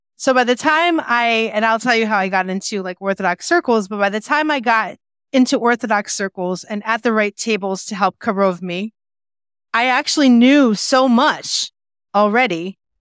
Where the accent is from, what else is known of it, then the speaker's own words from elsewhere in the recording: West Hartford, Connecticut, United States; moved away as an adult; also born or lived in Boston, Massachusetts; now in Israel; I grew up in West Hartford, Connecticut